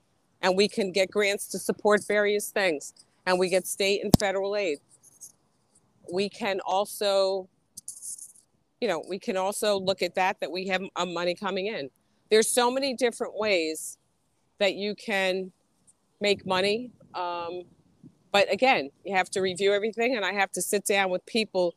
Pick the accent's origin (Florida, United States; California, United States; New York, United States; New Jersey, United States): New Jersey, United States; Bergen County; Bergen County